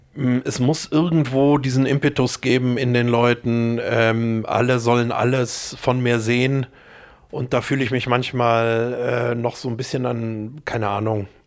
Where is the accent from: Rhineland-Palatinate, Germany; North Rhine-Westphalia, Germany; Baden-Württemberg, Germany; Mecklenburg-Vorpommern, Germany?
North Rhine-Westphalia, Germany; Düsseldorf; born or raised there; moved away; also born or lived in Meerbusch / Munich